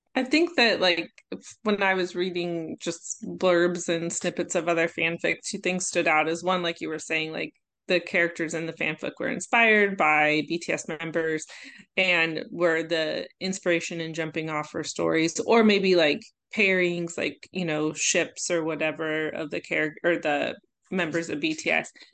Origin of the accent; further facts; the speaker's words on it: Omaha, Nebraska, United States; my hometown, Omaha